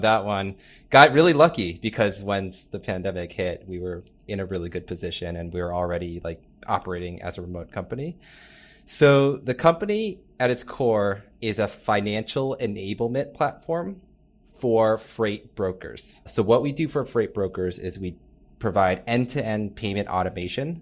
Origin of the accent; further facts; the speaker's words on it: Northern Virginia, United States; moved away as an adult; also born or lived in San Francisco / New York City; I grew up in Northern Virginia, so a little bit outside of D C